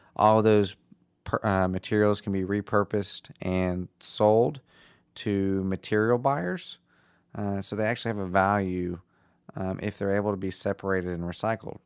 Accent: Nashville, Tennessee, United States; I'm from Nashville

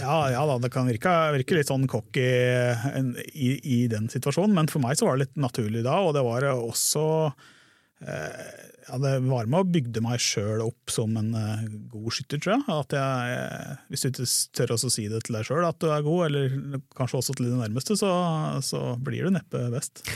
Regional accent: Hedmarken, Innlandet, Norway; moved away; also born or lived in Sørlandet / Grimstad / Kristiansand; jeg er jo fra Hedmarken

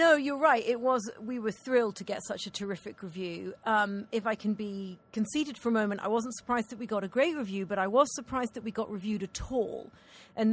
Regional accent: United Kingdom; accent: Scottish; moved away; I'm a Brit

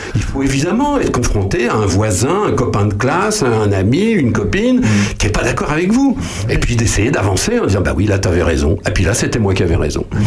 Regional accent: France; nous les Français

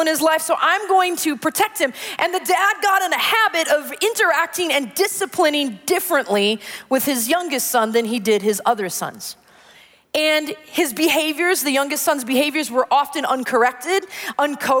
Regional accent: Wisconsin, United States; growing up in Wisconsin

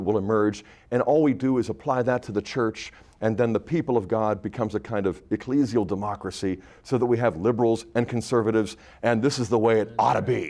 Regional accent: United States; our our own self-identity as American Catholics

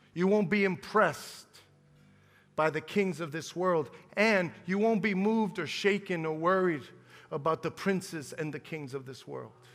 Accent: United States; We're American

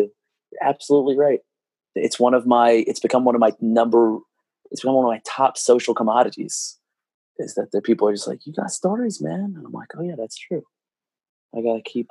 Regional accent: New York City, New York, United States; growing up in Brooklyn

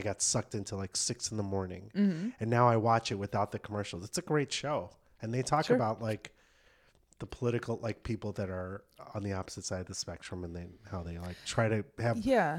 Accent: Chicago, Illinois, United States; I'm from Chicago

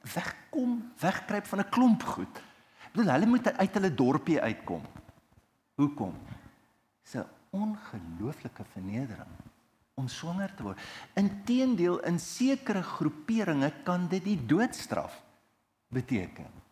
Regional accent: Heidelberg, South Africa; toe ek klein was, ons het groot geword in Heidelberg

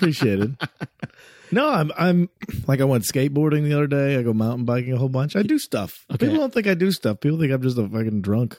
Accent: Addison, Illinois, United States; Actually, Addison, but good call on the Barrington.

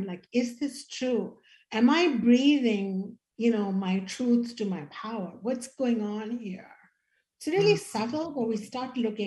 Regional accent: India; as an Indian woman

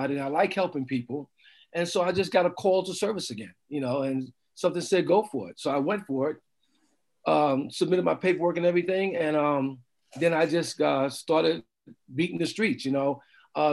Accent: New York City, New York, United States; moved away as an adult; also born or lived in Vancouver, Washington / New Orleans; now in Redmond, United States; I grew up in New York City. I grew up in Harlem, New York City

